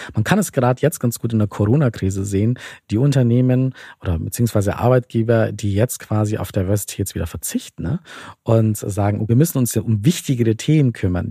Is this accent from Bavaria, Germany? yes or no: yes; Bavaria, Germany; ich komme zum Beispiel aus Bayern und da heißt es bei uns so Spätzelwirtschaft